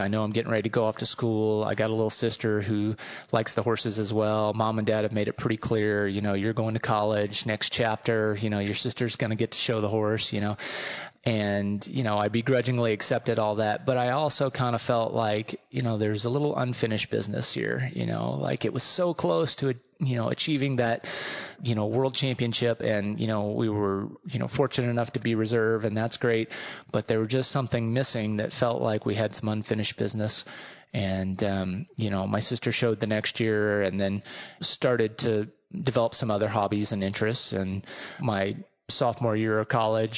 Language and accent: English; California, United States; growing up in California